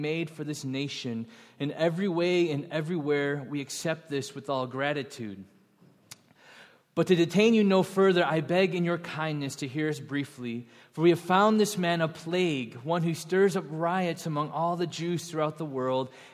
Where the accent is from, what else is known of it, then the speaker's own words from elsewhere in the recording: Buffalo Grove, Illinois, United States; I grew up in Buffalo Grove. I am a suburbanite.